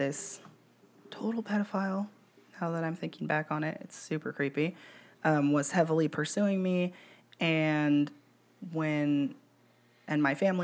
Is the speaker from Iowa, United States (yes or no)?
no; Kern County, California, United States; also born or lived in Sonoma County, California; my mom got really religious when we moved back to Kern County from Sonoma County